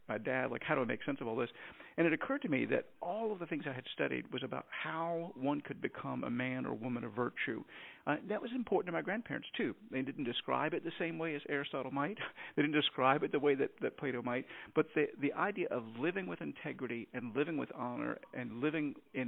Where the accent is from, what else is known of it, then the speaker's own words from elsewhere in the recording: Virginia, United States; also born or lived in Texas; now in Anchorage, United States; I grew up in Virginia and spent a lot of time in Texas